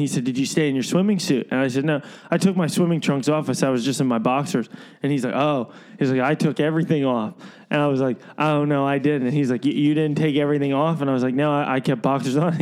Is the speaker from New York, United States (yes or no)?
no; Lehigh Valley, Pennsylvania, United States; Growing up in the Lehigh Valley